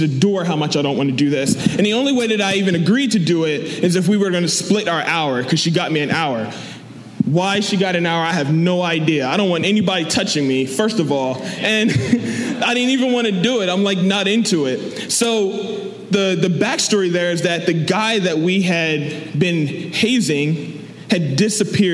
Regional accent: Delaware, United States; I'm from Delaware

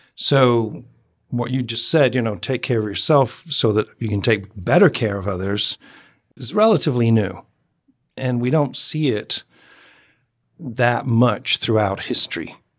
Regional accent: United Kingdom; moved away; I'm former Brit

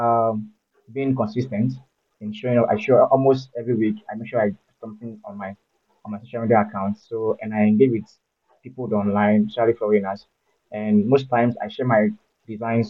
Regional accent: Osun, Nigeria; also born or lived in Lagos / Ibadan; I am from Osun State

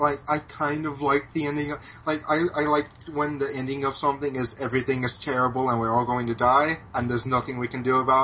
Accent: United States; I'm American

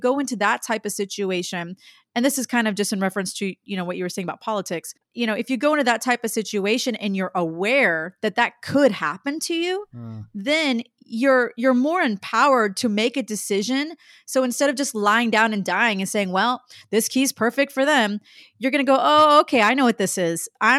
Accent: Dallas, Texas, United States; Like to me, growing up in Dallas, I auditioned for Mickey Mouse Club when I was like in seventh grade and actually got kind of far.

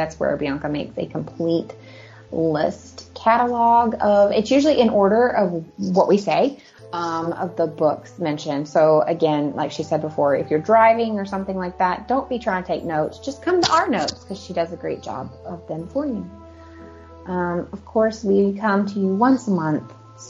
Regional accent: United States; moved away as an adult; living as an American in overseas countries.

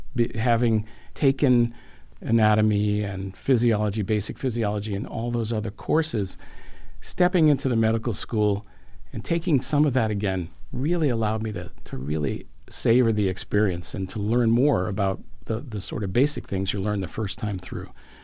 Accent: Boston, Massachusetts, United States; I grew up in Boston

